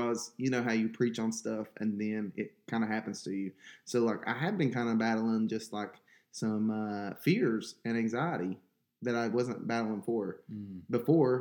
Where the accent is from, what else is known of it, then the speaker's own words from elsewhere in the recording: West Virginia, United States; moved away; we're from West Virginia.